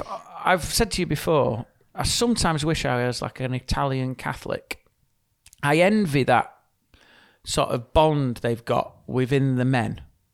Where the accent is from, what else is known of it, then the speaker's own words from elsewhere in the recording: United Kingdom; as British people, we're a bit boring, blunt, just handshakes.